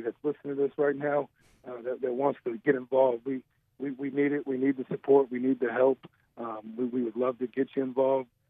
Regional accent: Western New York, United States; moved away as an adult; also born or lived in Bolivar, New York / Jamestown, New York; now in Jonesboro, United States; born and raised in Western New York, um, uh, suburbs of Buffalo, um, Bolivar, New York, where I was, I was raised till seventh grade, and the family relocated to Jamestown, New York

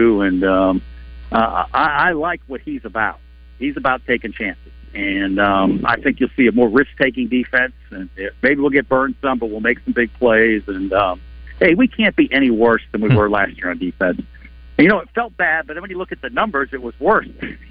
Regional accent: Framingham, Massachusetts, United States; now in Arkansas, United States; I went back to where I grew up in Framingham

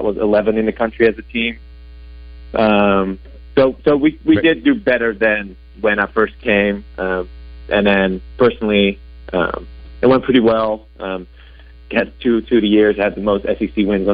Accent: Vlaardingen, South Holland, Netherlands; English is a second language; moved away as an adult; also born or lived in Rotterdam; I'm Dutch, born and raised in the Netherlands, and I've been here for about 10 years, so I've been working on my English ever since.

